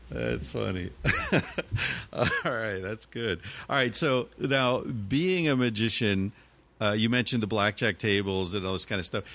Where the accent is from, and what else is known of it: United States; moved away as an adult; also born or lived in New York; now in Barcelona, Spain